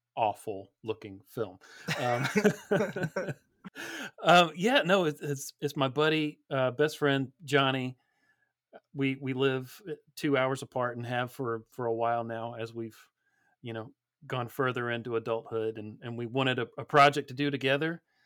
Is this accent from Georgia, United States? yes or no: yes; Georgia, United States; I grew up down here in Georgia